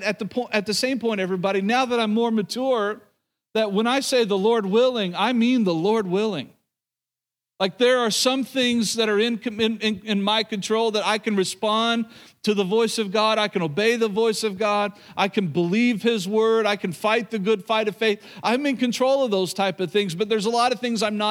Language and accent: English; Oklahoma, United States; moved away; growing up in Oklahoma, being around a lot of believers growing up, obviously grew up in the church.